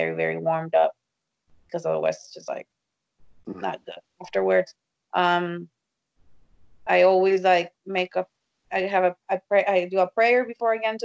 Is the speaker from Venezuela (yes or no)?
no; Tijuana, Baja California, Mexico; also born or lived in Texas; now in United States; I'm from Mexico. I was born and raised in Tijuana